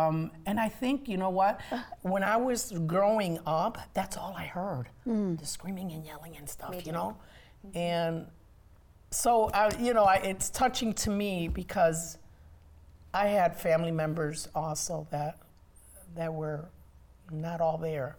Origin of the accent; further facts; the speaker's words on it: Chicago, Illinois, United States; I'm originally from Chicago.